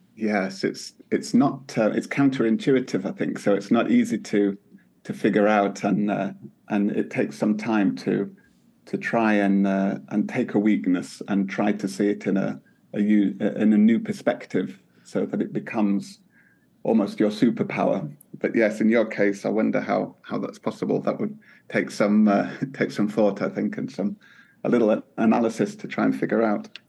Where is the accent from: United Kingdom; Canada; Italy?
United Kingdom; now in Finland; as a Brit here in Finland